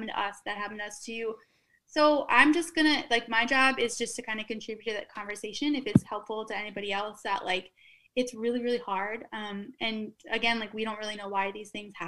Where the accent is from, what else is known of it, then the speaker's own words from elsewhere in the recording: Minnesota, United States; accent: Minnesota; moved away as an adult; also born or lived in Austin / New York / Memphis; now in Florida, United States; from the Midwest, I guess. And just, I kind of like love going back and wearing flannels and putting on my Minnesota accent